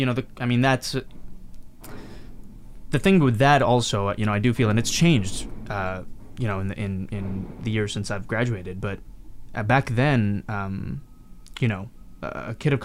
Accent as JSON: {"language": "English", "country": "Canada", "tie": "born or raised there", "also_born_or_lived": "Mumbai, India / Hyderabad, India / Calgary, Alberta / Montreal, Quebec", "lives_now": "Vancouver, Canada", "said": "I grew up in Canada pretty much"}